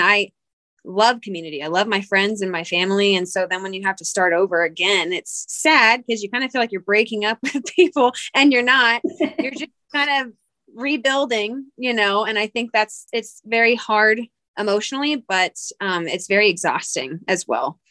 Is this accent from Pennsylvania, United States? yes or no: yes; Pennsylvania, United States; moved away as an adult; also born or lived in Georgia / South Carolina / Salt Lake City, Utah; now in Salt Lake City area, United States; I'm originally from Pennsylvania, but my husband is military, so that's what brought us out here.